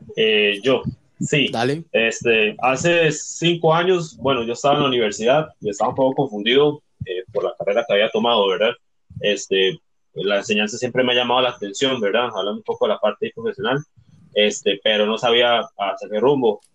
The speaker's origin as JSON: {"language": "Spanish", "area": "Barranca", "region": "Puntarenas", "country": "Costa Rica", "said": "soy vecino de, Barranca"}